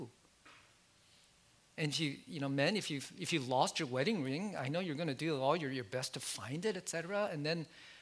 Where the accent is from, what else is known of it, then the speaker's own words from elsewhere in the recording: United States; I like many Asian Americans growing up in America